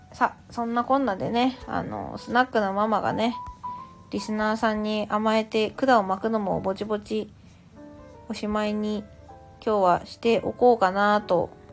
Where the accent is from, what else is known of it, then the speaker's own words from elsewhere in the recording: Saitama, Japan; 私は生まれも育ちも今の住んでるところも埼玉県